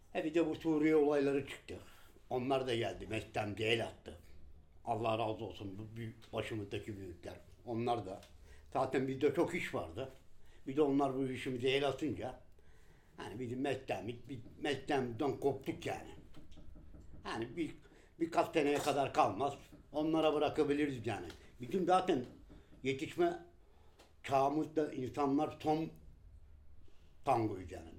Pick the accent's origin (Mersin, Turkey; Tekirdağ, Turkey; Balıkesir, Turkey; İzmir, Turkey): Balıkesir, Turkey; now in Istanbul, Turkey